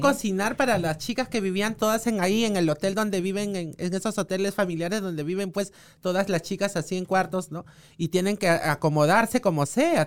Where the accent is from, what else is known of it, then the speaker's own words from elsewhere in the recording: Lima, Peru; yo soy este pobladora de Villa María del Triunfo